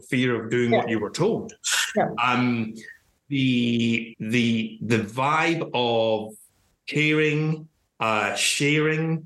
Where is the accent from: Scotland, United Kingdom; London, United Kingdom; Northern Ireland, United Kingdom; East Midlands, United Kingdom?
Scotland, United Kingdom; Glasgow; now in England; We're moving back to Glasgow in the new year